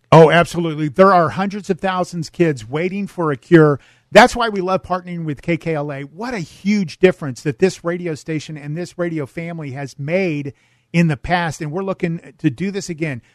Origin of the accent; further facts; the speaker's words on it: El Cajon, California, United States; moved away; I grew up in El Cajon, down in San Diego County